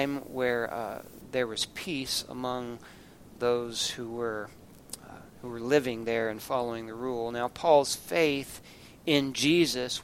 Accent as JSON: {"language": "English", "country": "United States", "said": "our rights as American citizens"}